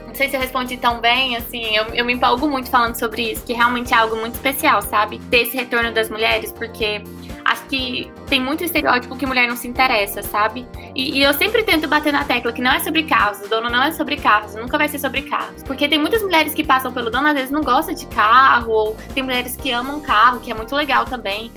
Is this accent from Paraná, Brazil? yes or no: no; Brasília, Federal District, Brazil; nós somos de Brasília, a gente fez no Parque da Cidade, lá em Brasília